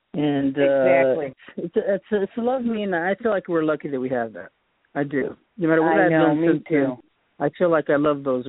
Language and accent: English; Boston, Massachusetts, United States; also born or lived in upstate New York; now in California, United States; So I was from Boston, upstate New York.